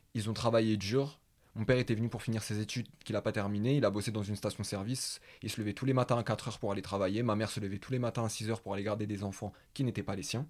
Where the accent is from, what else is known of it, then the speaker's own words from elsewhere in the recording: Paris, Île-de-France, France; je suis du 19e arrondissement de Paris.